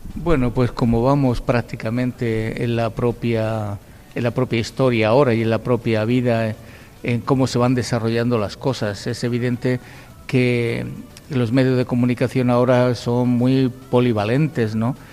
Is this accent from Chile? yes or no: no; Spain; somos españoles